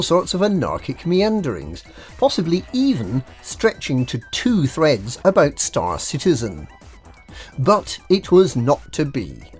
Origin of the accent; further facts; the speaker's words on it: Glasgow, Scotland, United Kingdom; I wear tartan trousers and I come from Glasgow. Can you tell?